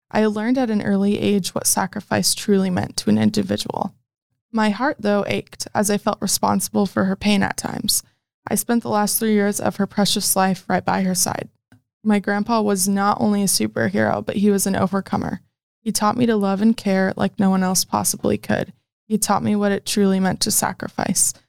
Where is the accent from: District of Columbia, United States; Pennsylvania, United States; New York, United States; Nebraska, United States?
Nebraska, United States; Omaha; I am from Omaha, Nebraska